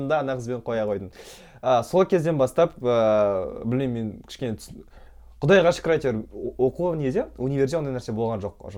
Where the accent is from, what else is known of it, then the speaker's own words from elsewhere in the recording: Aral, Kyzylorda Region, Kazakhstan; мен ауылда өстім ә, ауыл болғанда негізі қала деген статусы бар